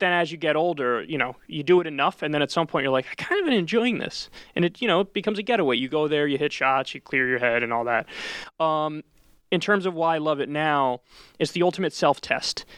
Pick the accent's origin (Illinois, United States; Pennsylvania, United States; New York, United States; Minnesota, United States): New York, United States; New Rochelle; grew up in New Rochelle, New York, which is in Westchester County.